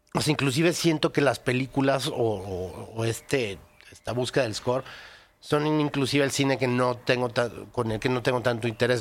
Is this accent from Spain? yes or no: no; Mexico; nosotros como mexicanos que vivimos la realidad